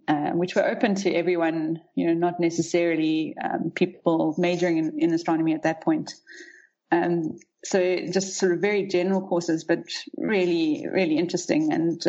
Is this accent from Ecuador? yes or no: no; Rustenburg, North West, South Africa; also born or lived in Pretoria / Cape Town; I'm a South African. I grew up in the Northwest province, mostly in Rustenburg, but we moved around quite a bit when I was young.